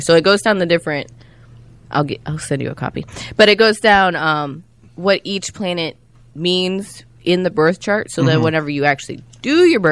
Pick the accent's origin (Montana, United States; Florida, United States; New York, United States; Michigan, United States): Florida, United States; Sarasota; was born in Sarasota